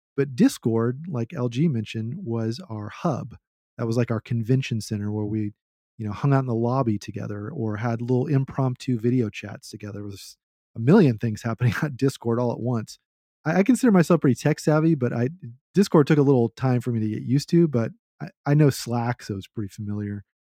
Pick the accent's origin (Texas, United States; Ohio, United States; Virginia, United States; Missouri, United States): Texas, United States; I am a Texan at heart